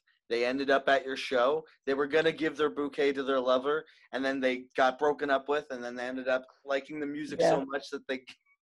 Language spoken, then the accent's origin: English; St. Catharines, Ontario, Canada; it sounds very similar to growing up in St. Catharines